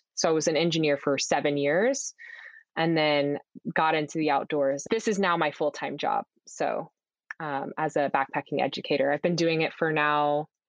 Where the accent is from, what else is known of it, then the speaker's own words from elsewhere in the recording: Houston, Texas, United States; But I grew up in Houston and I went to school for college in Austin, but never really got that strong accent.